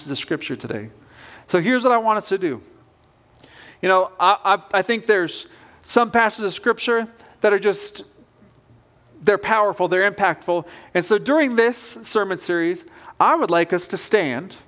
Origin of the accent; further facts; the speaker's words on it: Southern Oregon, United States; moved away; I grew up on the West Coast. I was born in a small town in Southern Oregon.